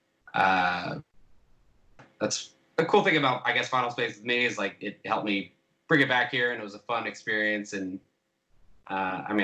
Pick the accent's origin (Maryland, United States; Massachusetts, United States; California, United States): California, United States; Orange County; moved away as an adult; also born or lived in Portland, Oregon; now in Los Angeles, United States; I'm from Orange County, and then I moved to Portland